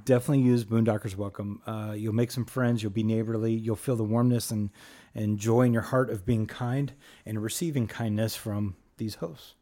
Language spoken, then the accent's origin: English; Los Angeles, California, United States; moved away; as a parent who grew up in the city, you know, born and raised in Los Angeles